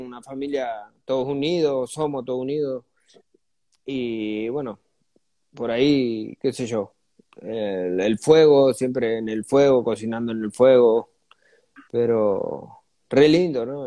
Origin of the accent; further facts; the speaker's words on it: Margarita, Santa Fe, Argentina; yo nací en el campo y después me vine eh, ahí, cerca de Margarita